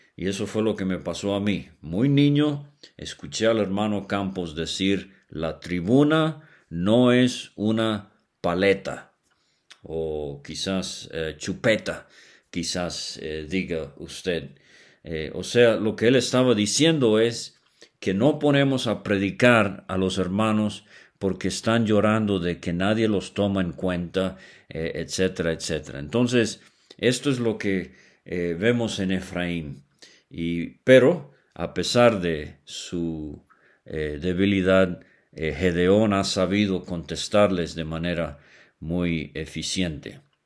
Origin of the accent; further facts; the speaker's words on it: Venezuela; cuando era niño allá en Venezuela